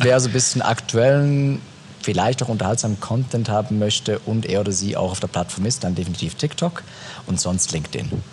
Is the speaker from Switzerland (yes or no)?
yes; Switzerland; wächst du in der Schweiz auf, das sowieso dreisprachig ist